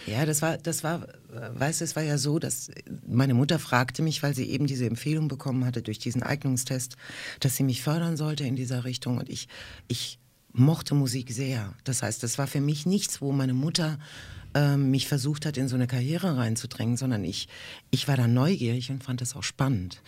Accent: Rhineland-Palatinate, Germany; German is a second language; In der Pfalz, da wo ich herkomme

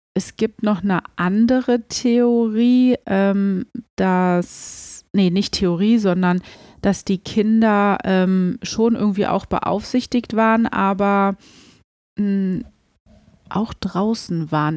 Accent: Germany; bei uns in Deutschland

